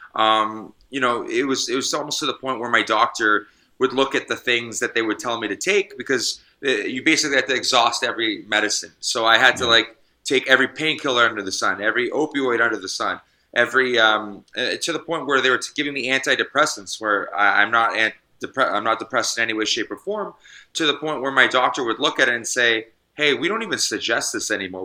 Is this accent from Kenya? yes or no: no; Canada; also born or lived in British Columbia; it's my medical right as a Canadian